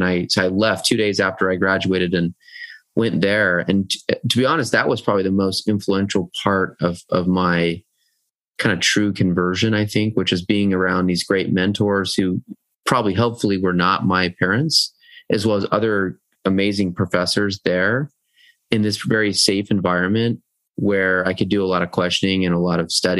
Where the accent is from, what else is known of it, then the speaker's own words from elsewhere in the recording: South Jordan, Utah, United States; also born or lived in Iowa / Norway / Oregon / Texas; Well, I was born in Iowa. My early growing up, I was a military brat, so I kind of lived a lot of different places: Norway, Oregon, Texas, you know, places in Utah. But eventually, went to high school in South Jordan